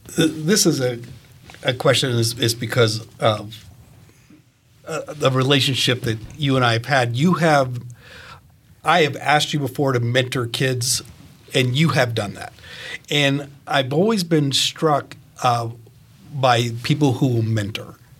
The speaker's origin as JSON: {"language": "English", "region": "Maine", "country": "United States", "tie": "born or raised there", "moved": "yes", "lives_now": "Fishers, United States", "said": "I'm from Maine, and so I, I grew up with William Cohen walking the state"}